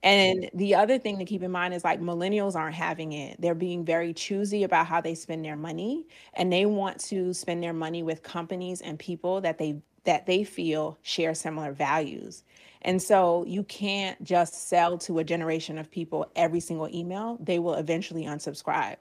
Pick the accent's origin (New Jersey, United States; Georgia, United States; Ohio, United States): Georgia, United States; now in Virginia, United States; I'm originally from Georgia